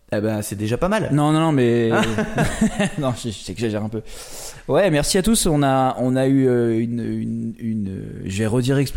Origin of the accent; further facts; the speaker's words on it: Île d'Oléron, Nouvelle-Aquitaine, France; moved away; Je suis rentré chez moi sur l'île d'Oléron.